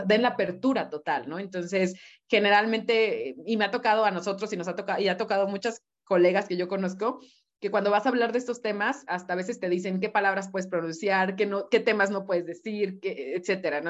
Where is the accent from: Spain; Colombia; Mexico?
Mexico; lo afortunados que somos em, como mexicanos